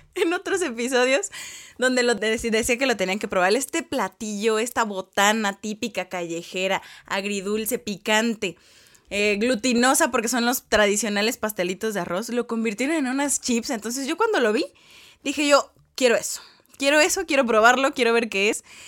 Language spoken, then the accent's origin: Spanish; Mexico; uno como mexicano no está acostumbrado